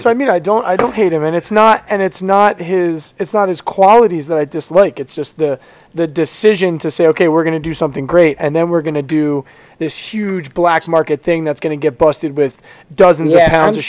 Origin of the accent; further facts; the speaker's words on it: Philadelphia, Pennsylvania, United States; I'm from Philadelphia, right?